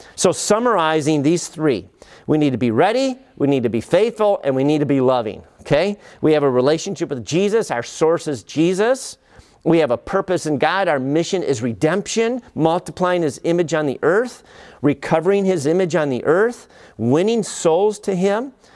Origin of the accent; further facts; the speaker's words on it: United States; as an American